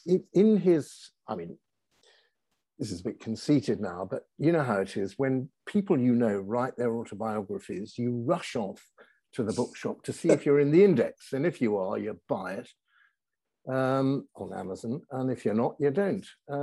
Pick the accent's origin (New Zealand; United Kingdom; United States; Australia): United Kingdom; Birmingham, West Midlands; I come from Birmingham. I was going to say I'm proud of it. It's just an accident of birth, isn't it? But anyway, it's a very nice place.